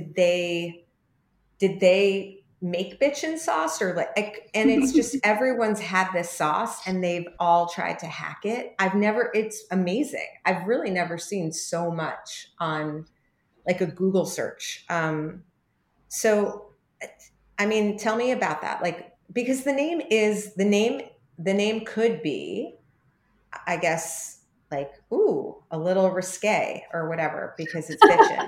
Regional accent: New York, United States; being a New Yorker

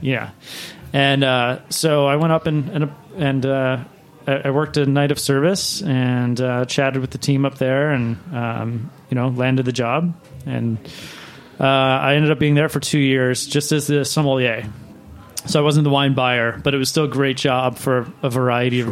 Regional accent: Baltimore, Maryland, United States; now in New York, United States; I was working at a, a steakhouse in Maryland, um, where I grew up in Baltimore

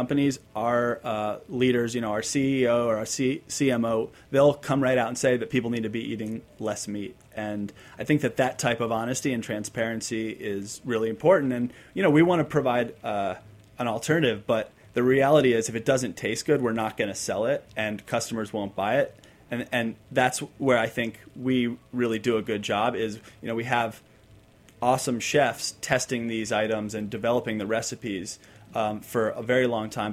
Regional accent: San Diego, California, United States; I grew up in San Diego

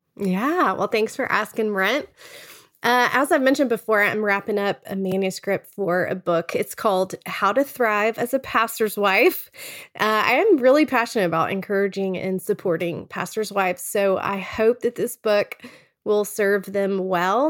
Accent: Texas, United States; moved away as an adult; now in Charlottesville, United States; We're originally from Texas, but now live in Charlottesville.

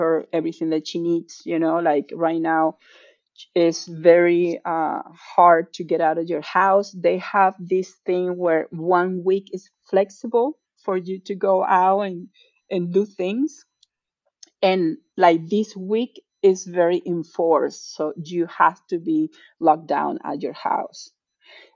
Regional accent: Venezuela; moved away as an adult; now in Atlanta, United States; being Venezuelan and living the problems that Venezuela has

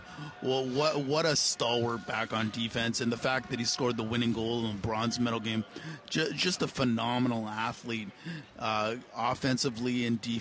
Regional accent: Canada; We live in the greatest country in the world, and we have the greatest hockey programs in the world

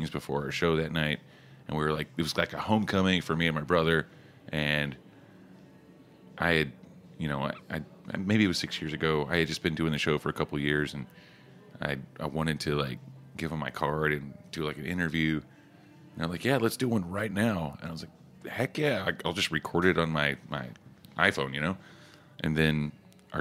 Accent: Oklahoma, United States; I grew up in Oklahoma

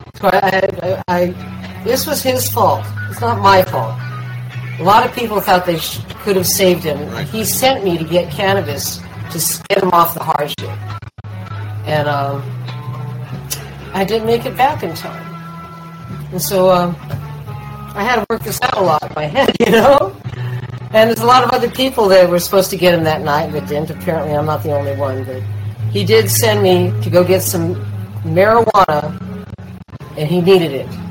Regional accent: East Bay, California, United States; moved away; also born or lived in West Hollywood; I grew up with in East Bay

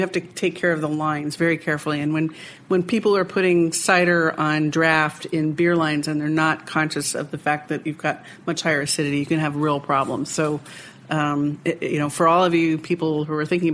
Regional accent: Vermont, United States; Vermont, my home state

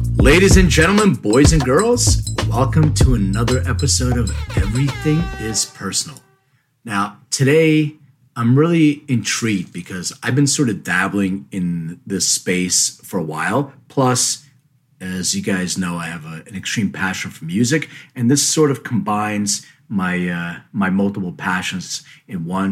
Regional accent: Philadelphia, Pennsylvania, United States; moved away; I grew up in Philly

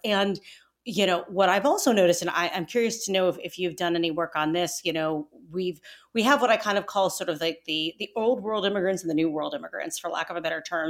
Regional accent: Ohio, United States; I'm from Ohio, but I'm from the other side of the state

